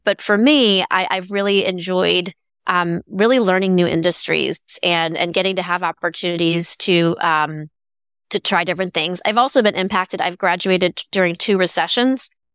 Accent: Bay Area, California, United States; growing up in the Bay Area

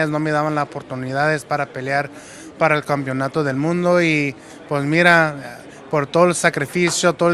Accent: Mexico; ahora soy el primer mexicano campeón del mundo de los pesos pesados.

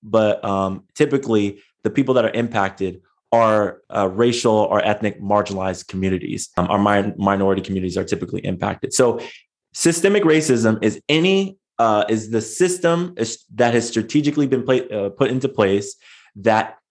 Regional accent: San Diego, California, United States; I grew up in San Diego

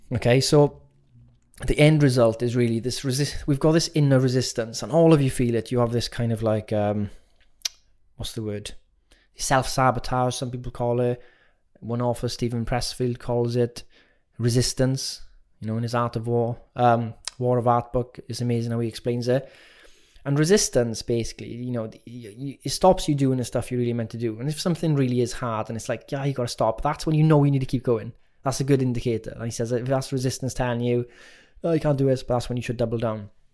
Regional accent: Wales, United Kingdom; as young Welsh kids

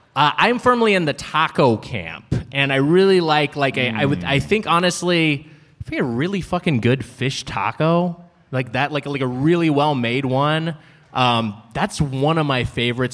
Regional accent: Southern California, United States; born and raised in Southern California, lived in LA County my entire life

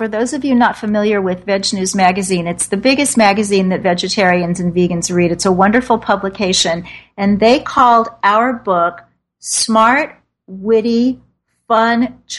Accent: Kansas City, Missouri, United States; born or raised there; now in New York City, United States

